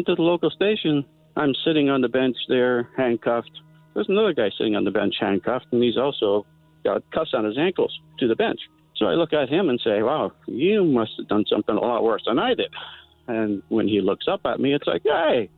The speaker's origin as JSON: {"language": "English", "town": "St. John's", "region": "Newfoundland and Labrador", "country": "Canada", "tie": "born or raised there", "said": "I'm 18 years old, growing up in St. John's, Newfoundland."}